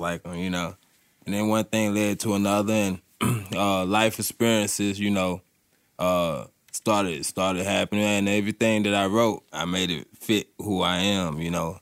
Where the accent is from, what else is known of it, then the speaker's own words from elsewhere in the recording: Durham, North Carolina, United States; moved away as an adult; now in Asheville, United States; I'm from Durham, North Carolina. Uh, move to the Asheville, you know, to chase this recovery